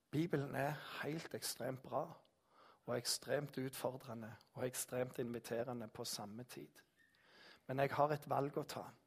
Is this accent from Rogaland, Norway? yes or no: yes; Jæren, Rogaland, Norway; Jeg er jærbu